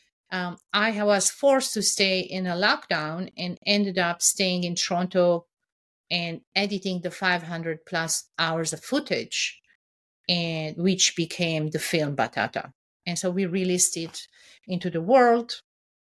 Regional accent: Anjar, Beqaa, Lebanon; moved away; also born or lived in Syria / Beirut, Lebanon; I was born in Syria. My mom is Syrian. Lebanon, where I grew up, is my country.

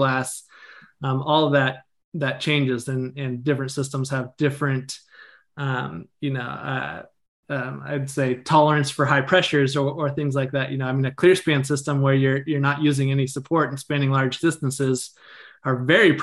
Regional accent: Northern California, United States; also born or lived in Grass Valley, California / Reno, Nevada; I'm from Northern California. So I live in the foothills between Sacramento and Tahoe in a little town called Grass Valley.

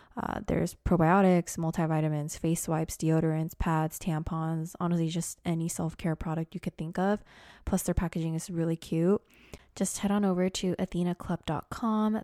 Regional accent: Portland, United States; moved away; also born or lived in Los Angeles; I was from Portland.

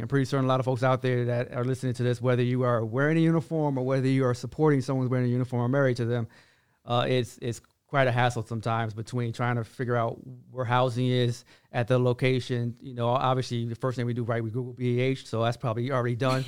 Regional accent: Washington, District of Columbia, United States; now in Fort Hood, Texas, United States; I'm from Washington, D C, which I am

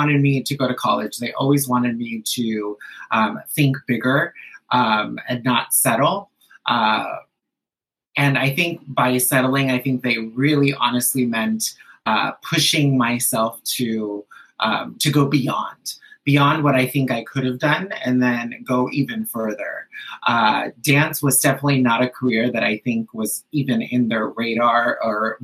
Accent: Anaheim, California, United States; first language Spanish; English is a second language; I went to Patrick Henry Elementary, and then I went to Sycamore Junior High, and then Anaheim High School, and I'm back again. It's like I never left. My first language was Spanish up until second grade

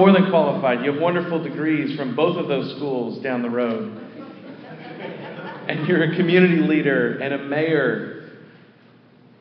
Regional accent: Houghton, Michigan, United States; I was born to a half-Finnish mother and a half-Finnish father in a mining town called Houghton

